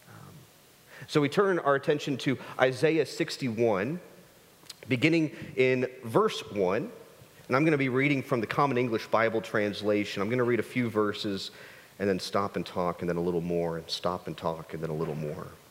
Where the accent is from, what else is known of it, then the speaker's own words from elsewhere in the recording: United States; As an American people